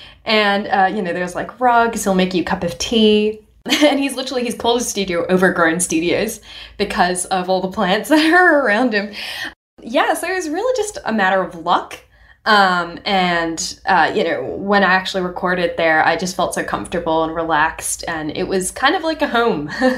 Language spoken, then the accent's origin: English; Hong Kong; also born or lived in India; now in Australia; My parents are Nepalese ethnically, but I was born in India and I grew up in Hong Kong. Now I'm in Australia. My accent doesn't sound like any of those cultures.